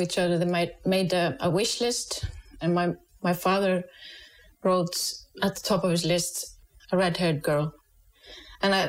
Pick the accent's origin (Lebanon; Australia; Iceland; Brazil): Iceland; also born or lived in United States; We here in Iceland, we can trace our ancestry back